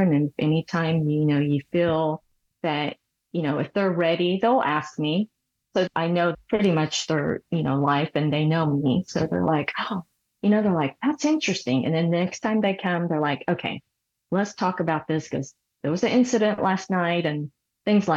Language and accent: English; Seoul, South Korea; moved away; I was born in Seoul, Korea